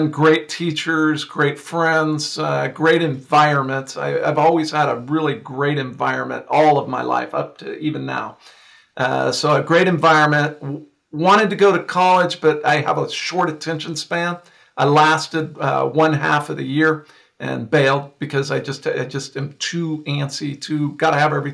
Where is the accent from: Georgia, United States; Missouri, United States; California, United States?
California, United States; San Joaquin Valley; also born or lived in Downey, California; my father and mother moved us here to the San Joaquin Valley where I live today